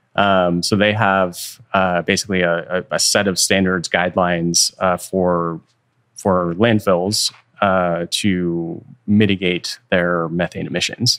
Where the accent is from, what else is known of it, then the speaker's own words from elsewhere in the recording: Bay Area, California, United States; i was born and raised in the Bay Area